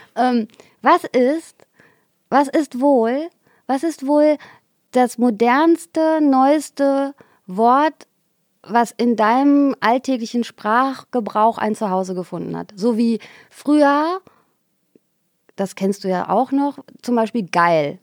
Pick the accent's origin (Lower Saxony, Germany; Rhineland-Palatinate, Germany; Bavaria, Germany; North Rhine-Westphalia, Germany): North Rhine-Westphalia, Germany; Xanten; also born or lived in Geldern; Ich bin ja in Xanten zur Schule gegangen